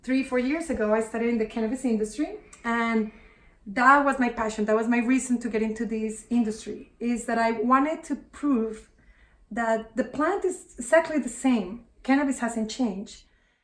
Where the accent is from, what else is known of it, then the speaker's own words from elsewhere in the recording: Colombia; moved away as an adult; also born or lived in United States; I'm originally from Colombia